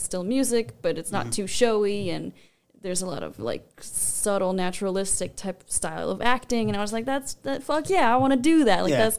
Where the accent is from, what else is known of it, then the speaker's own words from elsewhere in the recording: Los Angeles, California, United States; moved away as an adult; now in Las Vegas, United States; I was born in Los Angeles, and I moved here over a decade ago